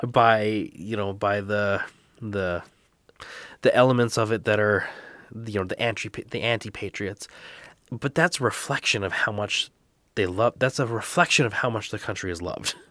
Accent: Canada; I am Canadian

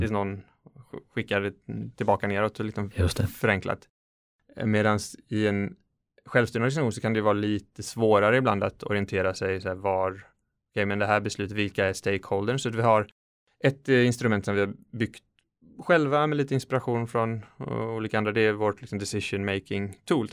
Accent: Kungälv, Västra Götaland, Sweden; moved away as an adult; now in Ukraine; jag är född i en svensk medelklassfamilj i en liten stad utanför Göteborg, Kungälv.

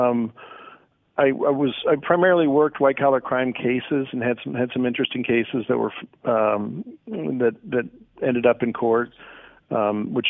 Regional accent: Chicago, Illinois, United States; moved away; also born or lived in Indiana / Missouri; I grew up in Chicago

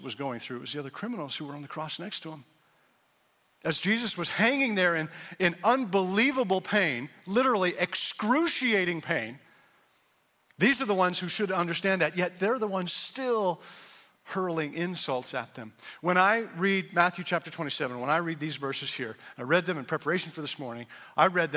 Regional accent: Canada; also born or lived in Indiana; now in United States; I'm from Canada

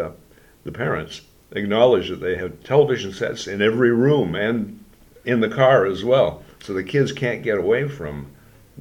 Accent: Sault Ste. Marie, Ontario, Canada; born or raised there

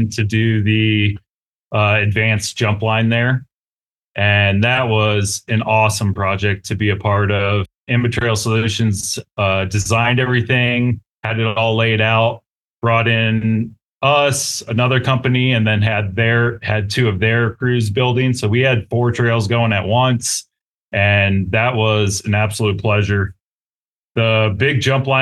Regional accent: Green Bay, Wisconsin, United States; also born or lived in Eau Claire, Wisconsin / Kansas; now in Colorado, United States; I was born in Eau Claire and grew up in Green Bay, and then moved to Kansas midway through my life. And then I've been in Colorado now 20 years

